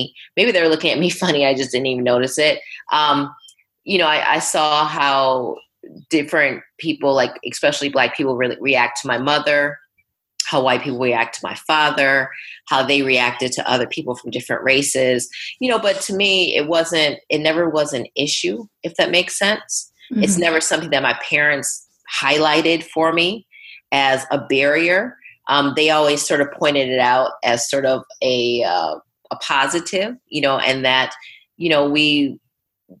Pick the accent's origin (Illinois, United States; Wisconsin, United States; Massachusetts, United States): Wisconsin, United States; Milwaukee; We grew up in a predominantly black neighborhood in Milwaukee